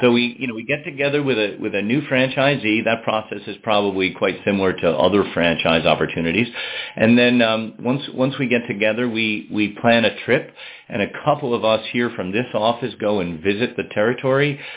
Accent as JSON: {"language": "English", "town": "Albany", "region": "New York", "country": "United States", "tie": "born or raised there", "also_born_or_lived": "Boston, Massachusetts / overseas (Switzerland)", "moved": "as an adult", "lives_now": "Waitsfield, United States", "said": "I grew up in the Northeast in Albany, New York"}